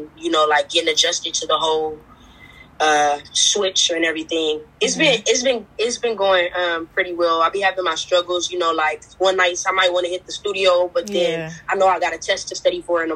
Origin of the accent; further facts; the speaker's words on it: Los Angeles, California, United States; I'm from Los Angeles, California.